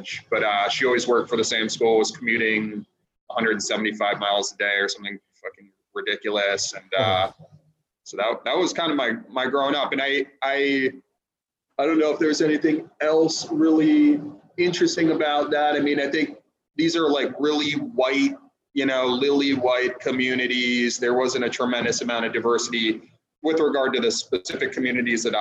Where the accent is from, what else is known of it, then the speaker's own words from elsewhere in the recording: Glen Cove, New York, United States; also born or lived in Sea Cliff, New York; So I was born on Long Island. I was born in a small community outside of Oyster Bay called Glen Cove